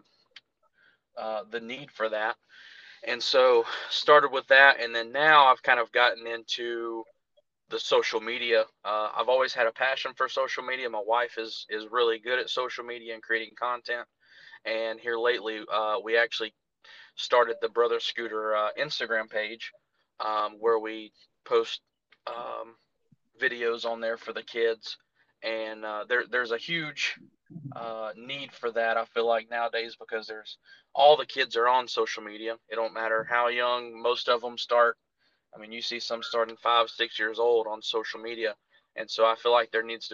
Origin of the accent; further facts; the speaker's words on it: Jonesboro, Arkansas, United States; moved away as an adult; now in North Carolina, United States; I was born and raised in Jonesboro, Arkansas.